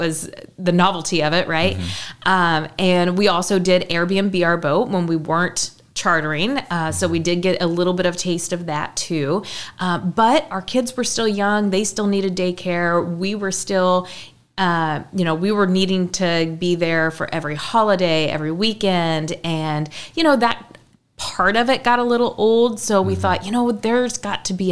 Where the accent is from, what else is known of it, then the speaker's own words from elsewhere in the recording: Newton, Illinois, United States; moved away as an adult; now in Southern Illinois, United States; I'm from the Effingham area, a little town called Newton